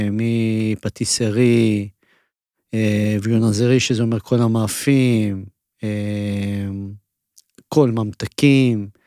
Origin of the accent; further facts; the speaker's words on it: Israel; לא, אני נולדתי בארץ.